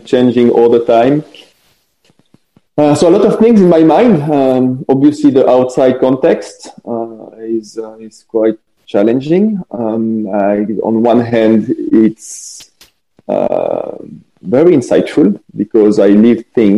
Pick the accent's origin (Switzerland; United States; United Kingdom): Switzerland; French part of Switzerland, Romandy; I'm not French, but I come from the French part of Switzerland.